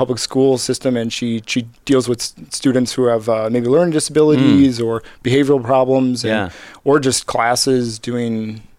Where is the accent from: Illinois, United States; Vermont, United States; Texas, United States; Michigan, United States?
Illinois, United States; Chicago; Yeah. So I'm from Chicago, Illinois.